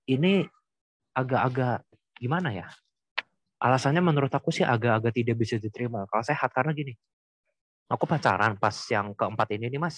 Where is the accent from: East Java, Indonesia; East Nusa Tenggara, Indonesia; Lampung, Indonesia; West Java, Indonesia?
West Java, Indonesia; Cirebon; kalau di kampung halaman aku tuh di ini Cirebon ada ada satu stigma bahwa yang mengatakan kalau orang Cina di Cirebon pasti saling mengenal.